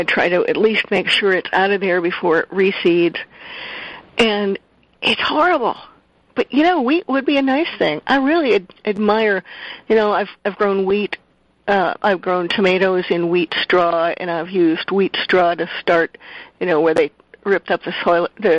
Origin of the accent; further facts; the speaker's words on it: Midwest, United States; I'm from the Midwest. I'm used to seeing lots and lots of, you know, the fields would be full of wheat one year, full of corn the next year